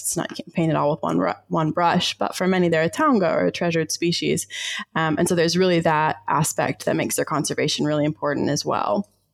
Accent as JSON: {"language": "English", "region": "Georgia", "country": "United States", "tie": "born or raised there", "also_born_or_lived": "Ozarks", "moved": "as an adult", "lives_now": "Wellington, New Zealand", "said": "I grew up down south in the southern US. I was born in the Ozarks and then raised um, in Georgia"}